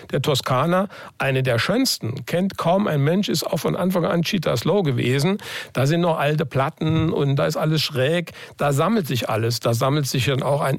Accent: Saarland, Germany; Manchmal sind wir Saarländer ein bisschen engstirnig.

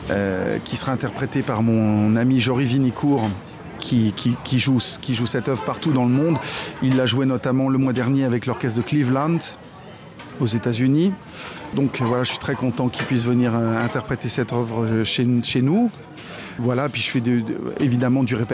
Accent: France; now in Saarbrücken, Germany; le répertoire français je suis français c'est bien normal que j'en fasse beaucoup euh, et j'espère que mes compatriotes euh, feront les 6 km qui nous séparent de sarbruck

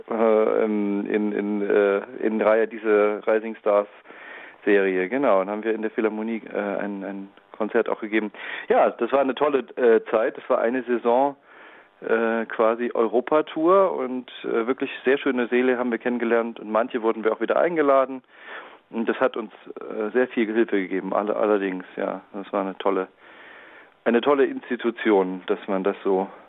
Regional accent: Leipzig, Saxony, Germany; ich als Leipziger, ich bin vielleicht besonders äh, glücklich, wenn wir äh, Werk von Robert Schumann spielen.

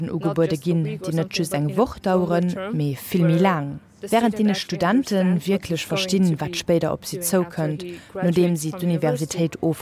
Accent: Syria; German is a second language; ich bin 21 Jahre alt und ich bin aus Syrien.

